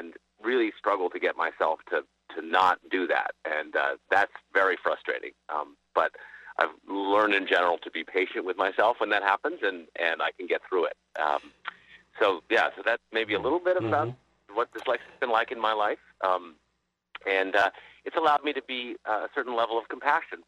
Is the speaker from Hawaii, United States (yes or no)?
no; Brookline, Massachusetts, United States; I grew up in Brookline, Massachusetts, at Chestnut Hill